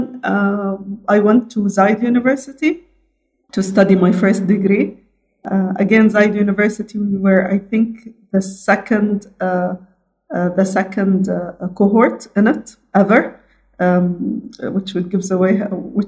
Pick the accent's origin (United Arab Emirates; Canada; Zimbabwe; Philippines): United Arab Emirates; Abu Dhabi; I am born, raised, educated fully in Abu Dhabi, the UAE